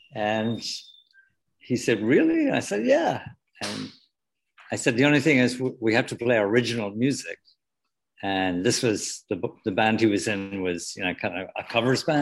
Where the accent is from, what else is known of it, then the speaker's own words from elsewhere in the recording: Wexford, Leinster, Ireland; moved away as an adult; now in New York City, United States; I was born in a place called Wexford in the southeast corner.